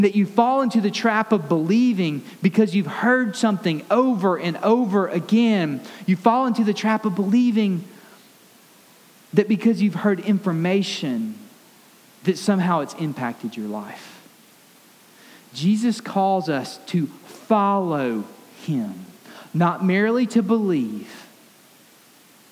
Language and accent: English; Alabama, United States; I grew up in Alabama